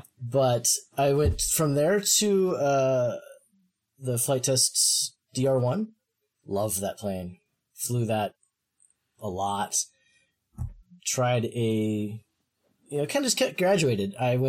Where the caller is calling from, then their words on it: Portland, Oregon, United States; Oh, I am in near enough to Portland, Oregon. Just other side of the country from you guys, really.